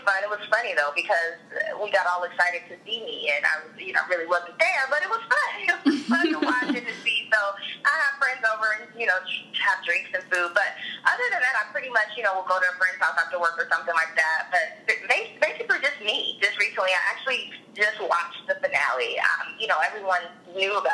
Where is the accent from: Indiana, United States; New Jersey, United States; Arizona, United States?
Indiana, United States; Indianapolis; moved away as an adult; now in Los Angeles, United States; moved to my hometown of Indy for a year